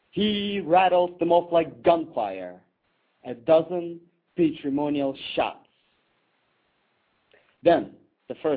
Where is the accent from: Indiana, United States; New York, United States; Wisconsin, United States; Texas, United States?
New York, United States; New York City; moved away as an adult; now in Jerusalem, Israel; My wife and I are spending a year here. Oh, but otherwise, we're from New York.